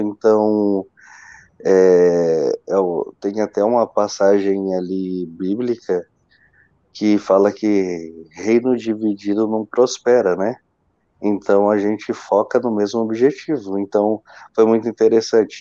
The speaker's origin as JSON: {"language": "Portuguese", "town": "Marília", "region": "São Paulo", "country": "Brazil", "tie": "born or raised there", "moved": "yes", "lives_now": "Joinville, Brazil", "said": "eu sou natural de Marília, né? Marília, São Paulo. Hoje eu resido em Joinville, Santa Catarina"}